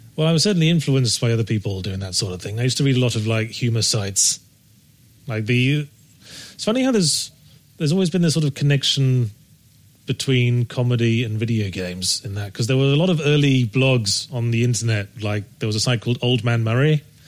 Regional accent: Rugby, West Midlands, United Kingdom; moved away; I was born in Rugby in Warwickshire

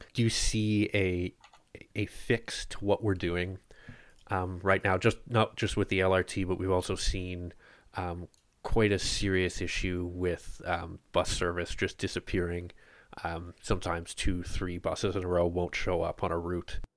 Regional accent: Ottawa, Ontario, Canada; I grew up in Bar Haven

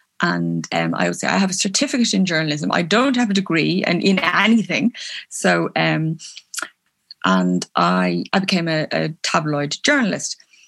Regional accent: Belfast, Northern Ireland, United Kingdom; born there

